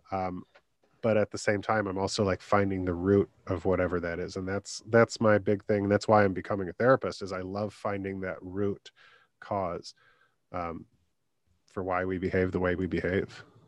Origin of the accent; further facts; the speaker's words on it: Michigan, United States; my home state in Michigan